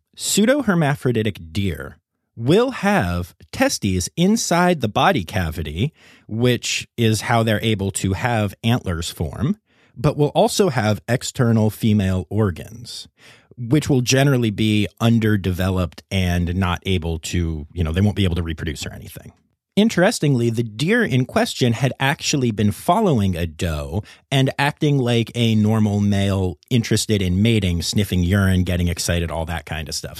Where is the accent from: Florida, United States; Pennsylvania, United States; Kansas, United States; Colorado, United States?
Pennsylvania, United States; Cumberland County, central; I grew up in Cumberland County in central Pennsylvania